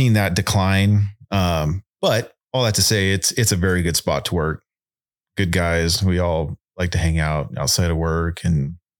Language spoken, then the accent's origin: English; California, United States; Born and raised in Southern California. Worked down there. Worked for the city of Colton Fire Department.